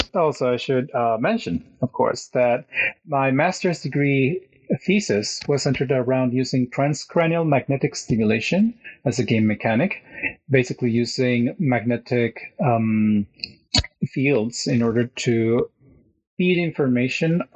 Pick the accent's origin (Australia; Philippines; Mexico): Mexico; moved away as an adult; also born or lived in Mexico City / Querétaro / Cologne, Germany; now in Norway; I come from Mexico